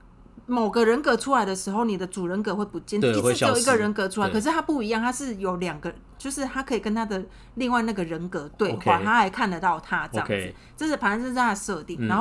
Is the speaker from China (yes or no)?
no; Taiwan; 我是台湾人